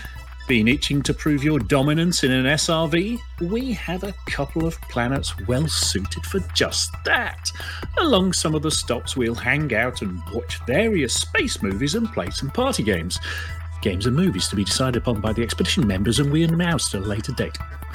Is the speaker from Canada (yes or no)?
no; East of England, United Kingdom; I'm from Norfolk.